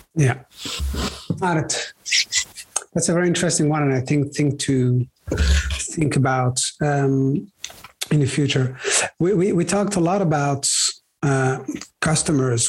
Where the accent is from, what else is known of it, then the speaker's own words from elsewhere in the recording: Brussels, Brussels-Capital Region, Belgium; I grew up in Brussels, in Belgium, where my parents had a shop